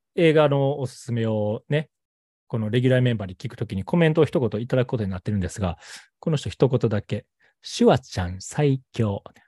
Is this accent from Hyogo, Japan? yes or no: yes; Kobe, Hyogo, Japan